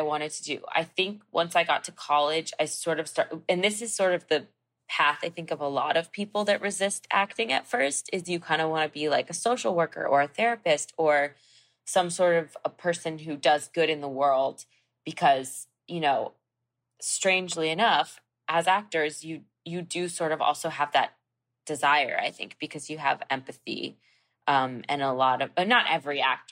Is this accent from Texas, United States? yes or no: no; New York, United States; now in Los Angeles, United States; I grew up in Manhattan